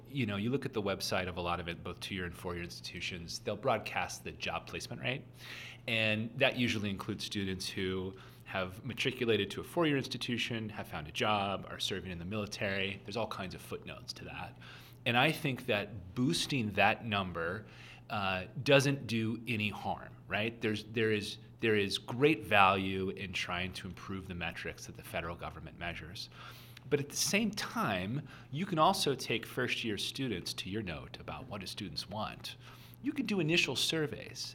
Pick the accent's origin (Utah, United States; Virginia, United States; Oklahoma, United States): Oklahoma, United States; I'm from Oklahoma